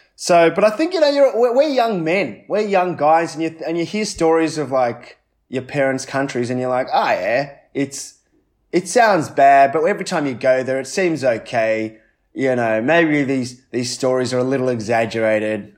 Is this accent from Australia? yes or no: yes; Australia; I wasn't born there, I was born in Australia, but uh, definitely, you know, my ethnic roots are Sri Lankan